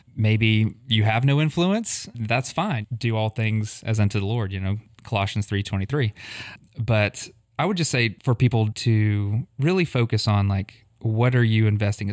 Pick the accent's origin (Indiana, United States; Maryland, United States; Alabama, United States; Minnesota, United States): Alabama, United States; Huntsville; So Kim and I are both native Huntsvillians, and so grew up in South Huntsville